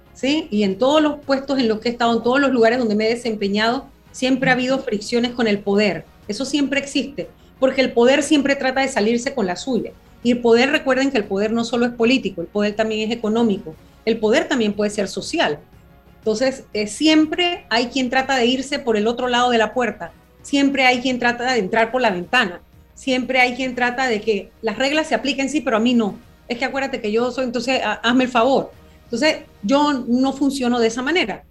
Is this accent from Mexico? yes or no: no; Panama; mi país